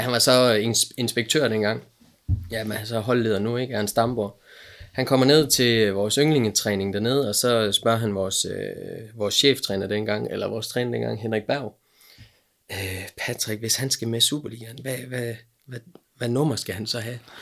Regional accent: Aalborg, North Denmark Region, Denmark; also born or lived in Silkeborg; vi er, øh, vi er her fra Aalborg

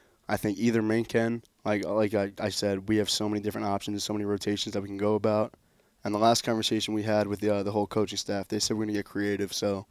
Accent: Hackensack, New Jersey, United States; also born or lived in Wanaque, New Jersey; I'm originally from Hackensack, New Jersey. I went to Wanacue. I moved to Wanacue, went to Lakeland Regional High School out in Wanacue.

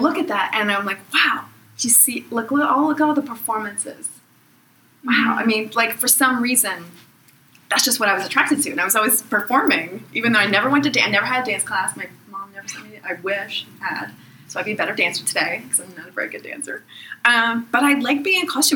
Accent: Pittsburgh, Pennsylvania, United States; I'm from Pittsburgh

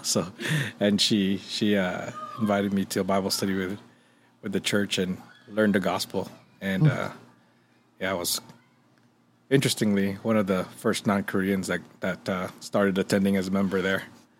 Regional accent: Guam; now in Las Vegas, United States; growing up in Guam, you know, even the locals were mostly Roman Catholic

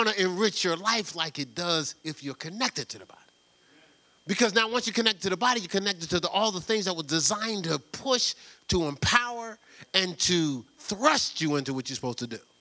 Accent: Newark, New Jersey, United States; growing up in Newark

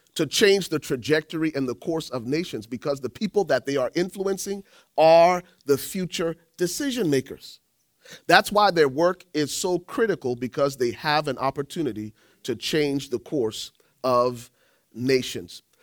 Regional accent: Liberia; moved away; I'm from Liberia

